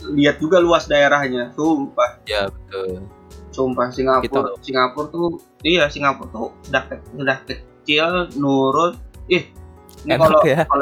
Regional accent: Indonesia; kayak kita orang Indo kan susah nih kalau ngomong bahasa Inggris

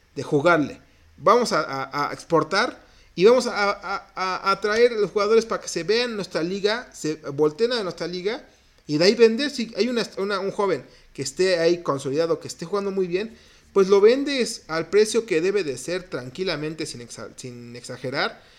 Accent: Mexico

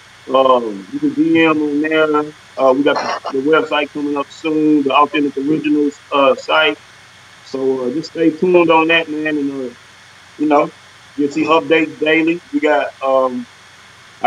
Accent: Nashville, Tennessee, United States; I'm from Haywood Lane, I'm from Antioch

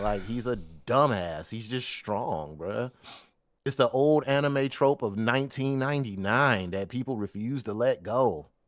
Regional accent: Detroit, Michigan, United States; growing up in Detroit

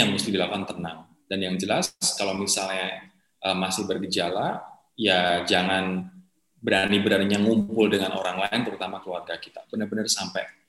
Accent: Java, Indonesia; now in Jakarta, Indonesia; aku sebagai orang Jawa

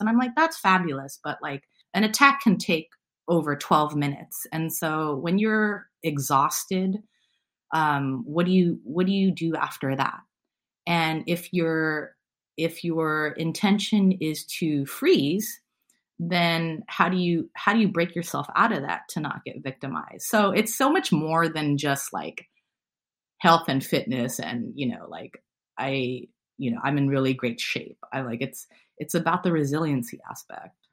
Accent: San Francisco, California, United States; I was born and raised in San Francisco

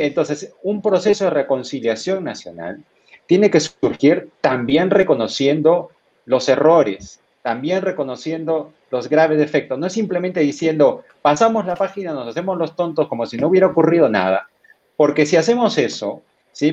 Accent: Peru; como peruano

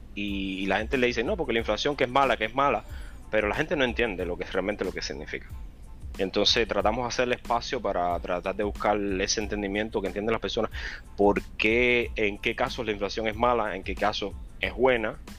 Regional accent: Cienfuegos, Cuba; moved away as an adult; now in United States; soy de la mejor provincia de Cuba, Cienfuegos

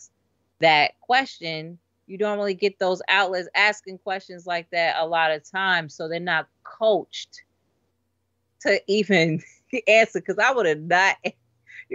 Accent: New York City, New York, United States; I'm from New York City, born and raised

